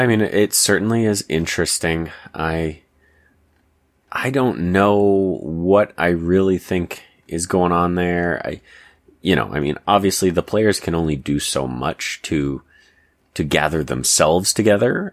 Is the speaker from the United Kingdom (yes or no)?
no; Canada; I'm Canadian